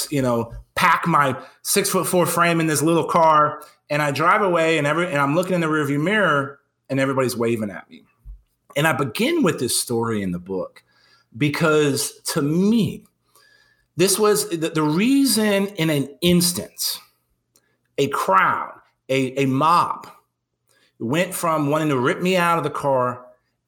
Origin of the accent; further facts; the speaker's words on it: San Antonio, Texas, United States; moved back to my hometown